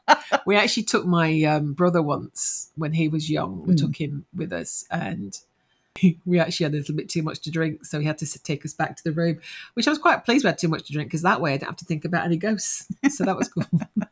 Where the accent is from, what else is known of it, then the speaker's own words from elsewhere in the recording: Nottingham, East Midlands, United Kingdom; now in Australia; I'm originally from Nottingham.